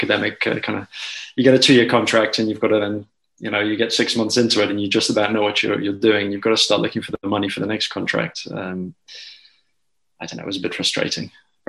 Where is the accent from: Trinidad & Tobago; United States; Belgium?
Belgium; Brussels; also born or lived in United Kingdom; now in Delft, Netherlands; No, I'm British. But, yeah, I mean, I guess, you know, Barry, my friend Barry, his background, you know, grew up in Brussels, same thing. So I was born in the UK, moved over to Brussels when I was five.